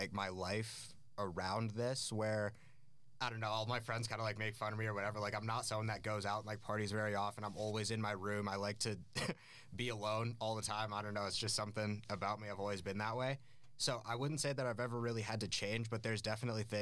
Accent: Aspen, Colorado, United States; now in Denver, United States; I grew up in Aspen, Colorado

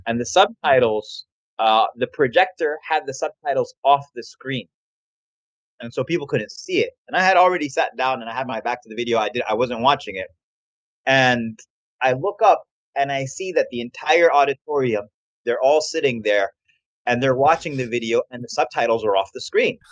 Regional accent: New York, United States; now in Houston, United States; I live in Houston, but I'm from New York, so mm. my mom mm. still lives in New York

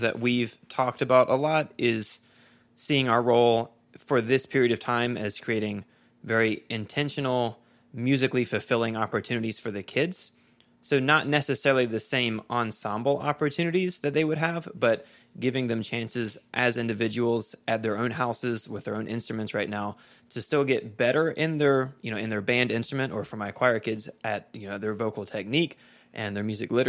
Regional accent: Virginia, United States; So I grew up in Virginia, went to Bridgewater College

